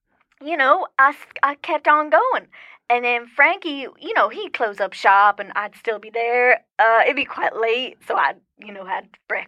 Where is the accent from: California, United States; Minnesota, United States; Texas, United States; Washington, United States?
Texas, United States; West Texas.